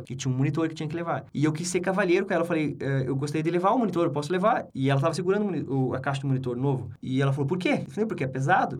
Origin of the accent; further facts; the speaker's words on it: Brazil; moved away as an adult; also born or lived in Sweden; eu aprendi desde pequeno sendo brasileiro